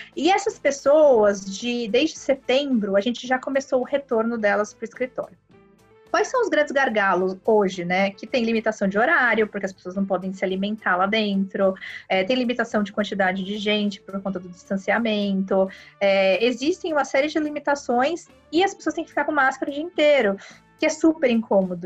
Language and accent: Portuguese; Brazil; a gente é brasileiro